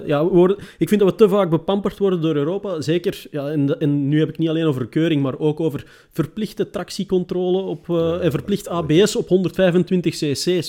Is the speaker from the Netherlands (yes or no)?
yes; Netherlands; als Nederlander